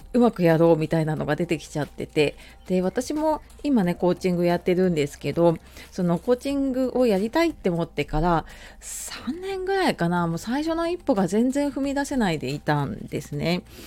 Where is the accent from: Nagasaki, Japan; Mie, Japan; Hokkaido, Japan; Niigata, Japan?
Hokkaido, Japan; moved away; 小さい頃北海道に住んでた